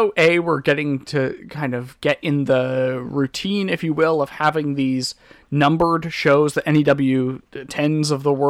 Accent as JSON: {"language": "English", "town": "Langley", "region": "British Columbia", "country": "Canada", "tie": "born or raised there", "said": "I grew up in suburbia Langley, Walnut Grove to be more specific"}